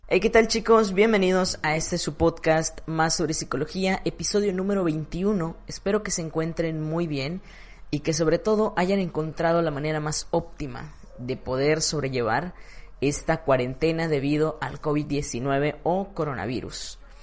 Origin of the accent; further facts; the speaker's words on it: Mexico; En mi ciudad, en mi país